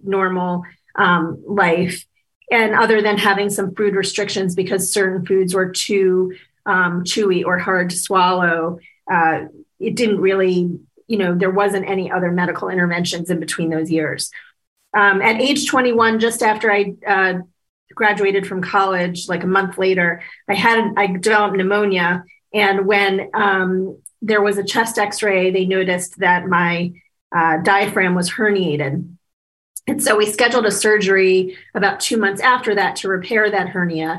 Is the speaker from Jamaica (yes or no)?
no; Washington, District of Columbia, United States; I was born in 1971 in Washington, D.C.